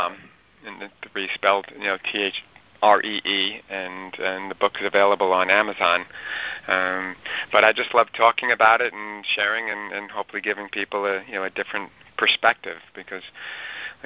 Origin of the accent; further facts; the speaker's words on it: Lynbrook, New York, United States; I grew up in Lynbrook, and now I'm back in Lynbrook